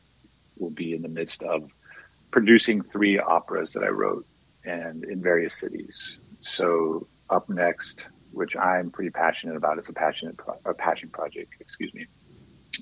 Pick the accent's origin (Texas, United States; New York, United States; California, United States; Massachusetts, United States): Texas, United States; Austin; also born or lived in Laredo, Texas; So I grew up in Austin